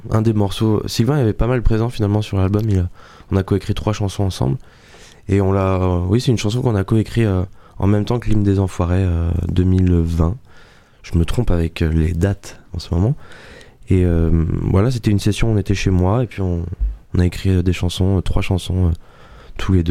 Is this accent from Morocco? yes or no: no; Nouvelle-Aquitaine, France; la semaine prochaine, on va chez moi en Dordogne, on sera bien